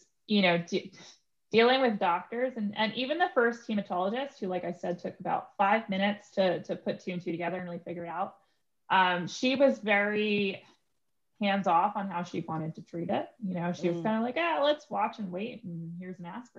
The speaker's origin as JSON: {"language": "English", "region": "New York", "country": "United States", "lives_now": "Pittsburgh, United States", "said": "You know, I come from New York, which it was like crazy moving to Pittsburgh, you know, because I went from a super big city to a medium, moderate sized city"}